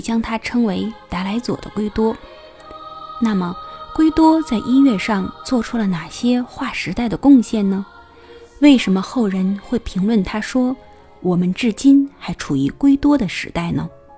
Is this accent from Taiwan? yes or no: no; China; 我们中国人